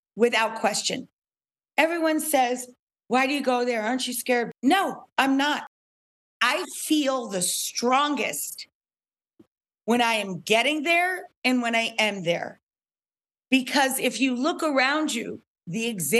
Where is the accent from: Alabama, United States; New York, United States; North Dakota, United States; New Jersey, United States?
New York, United States; upstate; I am a stupid cook from upstate New York.